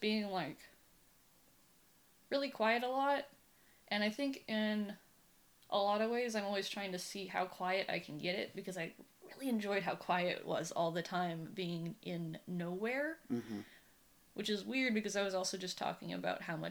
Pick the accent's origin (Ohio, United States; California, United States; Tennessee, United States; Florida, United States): California, United States; Humboldt County; moved away as an adult; now in San Francisco, United States; So mostly I grew up in Humboldt County. I consider that where I'm from, because I was born there